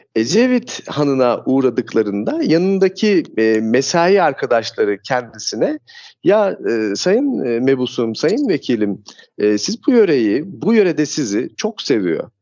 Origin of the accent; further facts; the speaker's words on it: Küre, Kastamonu, Turkey; moved away as an adult; also born or lived in Tanzania; Şimdi ben kendim Kastamonu e, Küre ilçesi doğumluyum. 1979 senesinde Küre merkezde bir evde doğdum. Aile büyüklerim, dedem, babaannem, amcalarım, annem, babam böyle bir çekirdek halinde yaşamımızı e, Küre'de sürdürdük